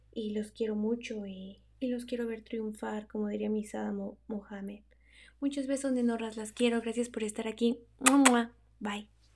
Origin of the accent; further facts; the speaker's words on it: Mexico; moved away; Soy una mexicana atrapada en el cabacho, que ya casi no habla español con nadie porque pues estoy en la mera, en la mera punta del diablo.